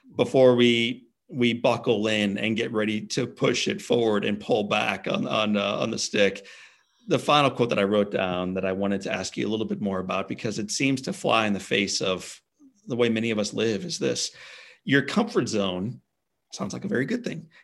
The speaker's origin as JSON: {"language": "English", "town": "St. Louis", "region": "Missouri", "country": "United States", "tie": "born or raised there", "said": "My hometown of Saint Louis is an awesome baseball town."}